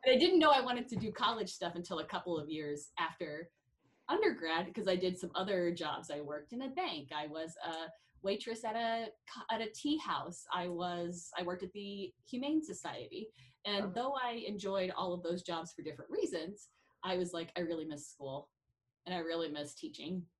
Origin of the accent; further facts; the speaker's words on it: Kansas City, Missouri, United States; now in South Dakota, United States; I am from Kansas City, Missouri